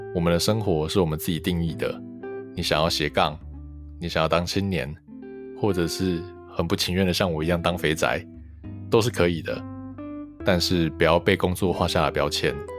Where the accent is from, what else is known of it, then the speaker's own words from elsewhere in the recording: Hualien City, Hualien County, Taiwan; 因为我们是花莲人嘛，我念花莲高中